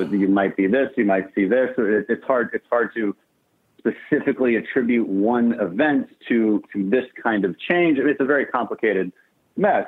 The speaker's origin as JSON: {"language": "English", "town": "Houston", "region": "Texas", "country": "United States", "said": "we're from Houston"}